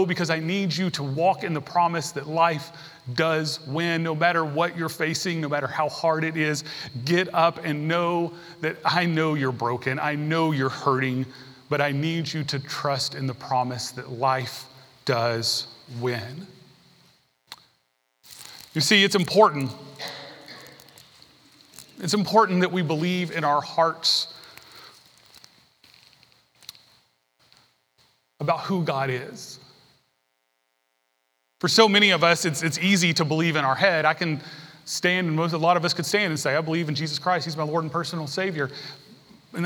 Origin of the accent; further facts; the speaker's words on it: Tennessee, United States; I grew up in Tennessee. I took Tennessee history.